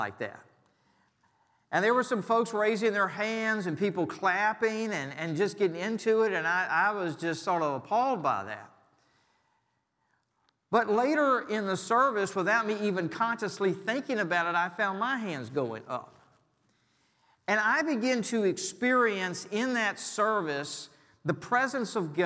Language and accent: English; Richmond, Virginia, United States; my hometown of Richmond